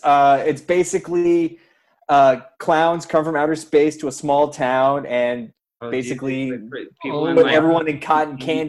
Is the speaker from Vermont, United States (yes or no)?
yes; Vermont, United States; moved away as an adult; now in Los Angeles, United States; But I am also originally from Vermont.